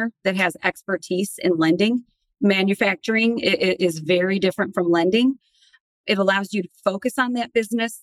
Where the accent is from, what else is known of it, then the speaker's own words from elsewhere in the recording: Detroit, Michigan, United States; Born and raised in Detroit